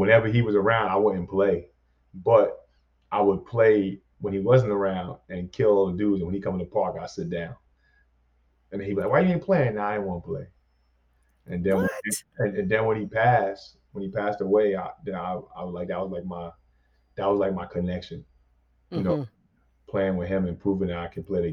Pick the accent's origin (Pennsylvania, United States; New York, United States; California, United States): New York, United States; New York City; while I was growing up in New York City